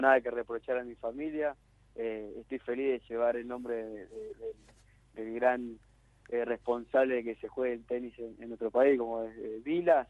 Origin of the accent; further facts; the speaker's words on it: Venado Tuerto, Santa Fe, Argentina; also born or lived in Rufino; nosotros nacimos en Rufino, un pueblo chiquito, después al tiempito nos fuimos a vivir a Venado Tuerto